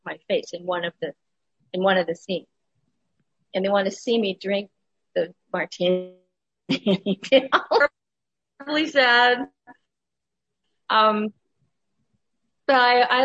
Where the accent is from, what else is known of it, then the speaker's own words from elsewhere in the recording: Ohio, United States; moved away; also born or lived in Los Angeles; I was raised in Ohio and it was too cold